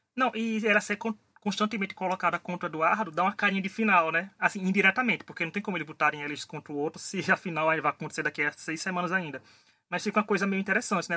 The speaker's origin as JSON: {"language": "Portuguese", "region": "Northeast Region", "country": "Brazil", "said": "eu sou do Nordeste, então a cultura do chá da gente aqui é muito grande também"}